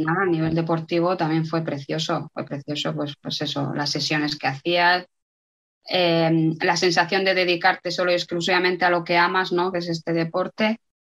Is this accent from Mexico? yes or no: no; Spain; moved away as an adult; also born or lived in Logroño / Burela / Italy; hace muchos años que me fui de España